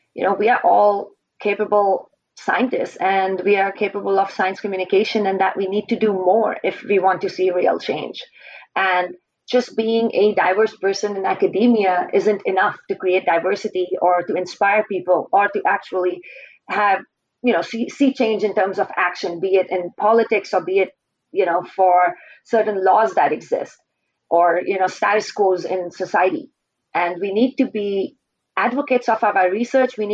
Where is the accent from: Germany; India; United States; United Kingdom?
India; Indian Himalayas; moved away as an adult; now in British Columbia, Canada; I grew up in India, in the Indian Himalayas